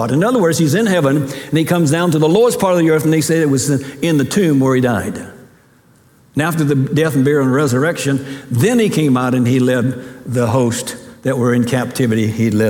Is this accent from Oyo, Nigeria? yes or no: yes; Ogbomosho, Oyo, Nigeria; born there; I was born in Ogbomosho, Nigeria.